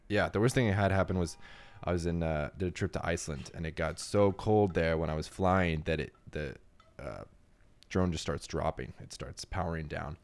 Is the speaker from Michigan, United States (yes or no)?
no; New Braunfels, Texas, United States; moved away; also born or lived in Savannah / Miami / Detroit; I grew up in Texas, so we don't have a lot of hurricanes that come through. I'm in Central Texas